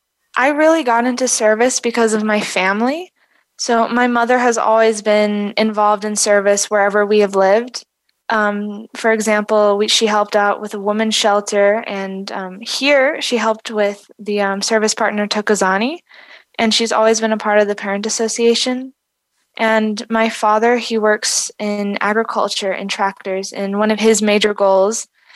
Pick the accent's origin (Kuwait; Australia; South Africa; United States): South Africa; growing up in South Africa and being surrounded and seeing firsthand the struggles and the disadvantages of unstable infrastructure and unsustainable infrastructure here